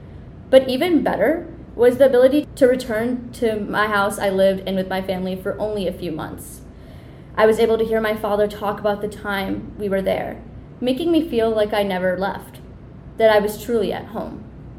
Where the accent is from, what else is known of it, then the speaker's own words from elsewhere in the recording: Michigan, United States; also born or lived in Mumbai, India; As a six-month-year-old baby, I immigrated to Michigan from Mumbai, India, with my parents.